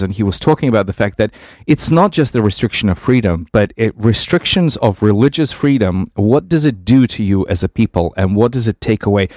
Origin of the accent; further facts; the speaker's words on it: Vitebsk, Vitebsk Region, Belarus; moved away; I grew up in Vitebsk, in Belarus.